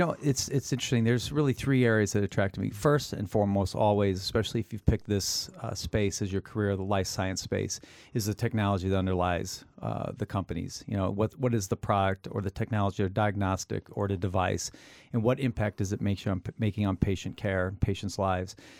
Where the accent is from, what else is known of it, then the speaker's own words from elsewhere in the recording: Midwest, United States; having grown up in the Midwest, the center of the United States